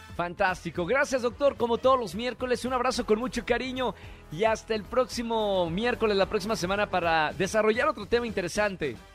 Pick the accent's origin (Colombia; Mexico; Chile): Mexico